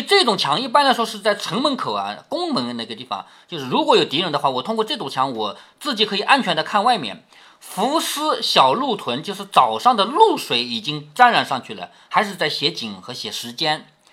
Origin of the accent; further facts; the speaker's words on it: China; 我们中国人喜欢什么呢？天罡地煞